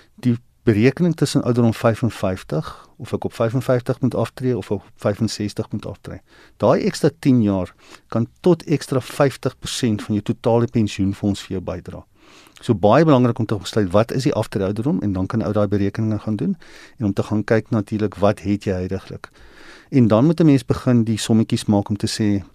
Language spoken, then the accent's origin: Afrikaans; South Africa; ons as Suid-Afrikaners wat in 'n land is wat nie in 'n spaar kultuur is nie